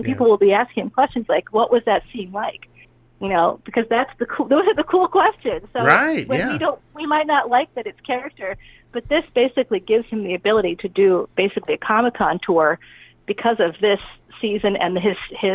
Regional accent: Boston, Massachusetts, United States; I grew up in Boston, like Greater Boston.

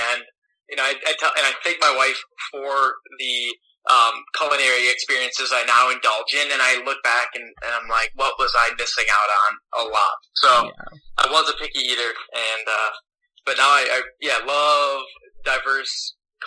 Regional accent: Wisconsin, United States; I was born in the Midwest, so a lot of cheese. Mm-hmm. I'm talking Wisconsin, too

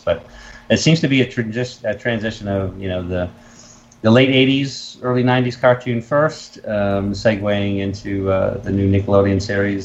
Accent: Massachusetts, United States; I'm from New England. I'm from Massachusetts

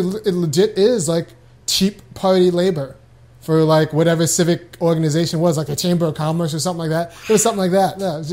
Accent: Chicago, Illinois, United States; I'm from Chicago, and I wanted to winter someplace else, and Mississippi was the only place I could afford. This is 2 years ago.

